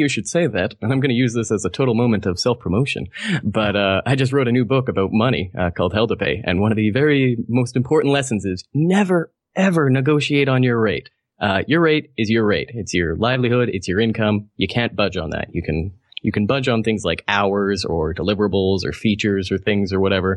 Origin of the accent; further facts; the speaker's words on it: Canada; I'm Canadian